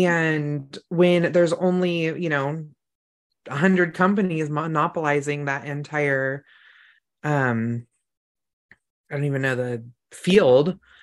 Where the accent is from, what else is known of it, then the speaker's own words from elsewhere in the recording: a couple hours north of San Francisco, California, United States; moved away; Even my hometown in California has snow.